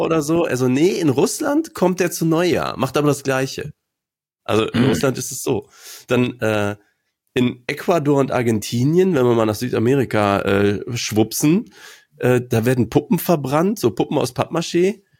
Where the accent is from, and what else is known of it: Aachen, North Rhine-Westphalia, Germany; born or raised there